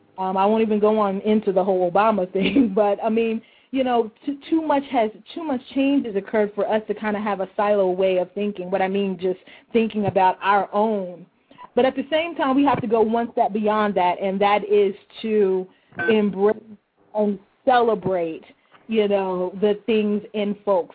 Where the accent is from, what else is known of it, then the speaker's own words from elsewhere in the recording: Louisville, Kentucky, United States; I'm a 33-year-old African-American woman from Louisville, Kentucky.